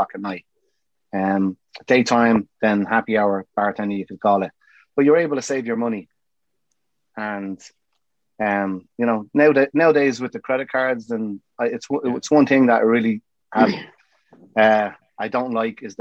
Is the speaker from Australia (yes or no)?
no; Dublin, Leinster, Ireland; moved away as an adult; now in New York, United States; I'm from Dublin.